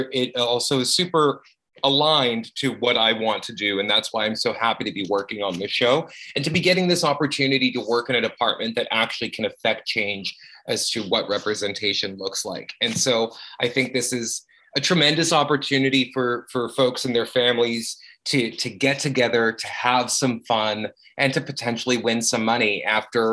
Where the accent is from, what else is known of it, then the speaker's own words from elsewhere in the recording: Saskatoon, Saskatchewan, Canada; I grew up in Saskatoon, Saskatchewan, and growing up as a queer on the prairies